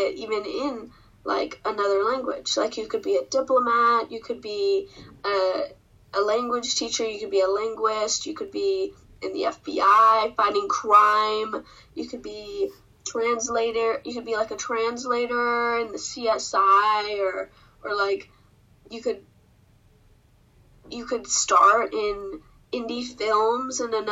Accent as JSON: {"language": "English", "country": "United States", "first_language": "English", "said": "I'm from the United States, and my first language is English"}